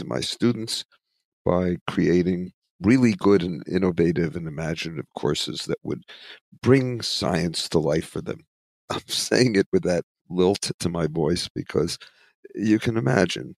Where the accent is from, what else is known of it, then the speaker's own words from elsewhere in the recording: United States; also born or lived in Philadelphia / New York; I grew up in it in Philadelphia, New York